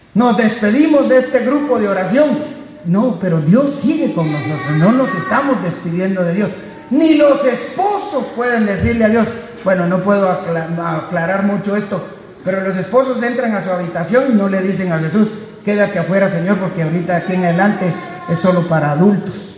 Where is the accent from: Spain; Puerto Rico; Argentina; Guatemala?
Guatemala; Guatemala, de donde soy yo